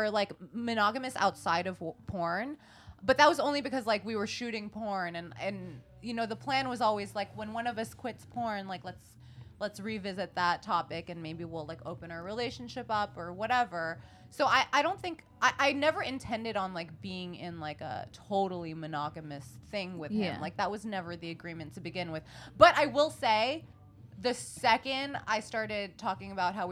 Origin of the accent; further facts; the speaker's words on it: New York City, New York, United States; I grew up in New York City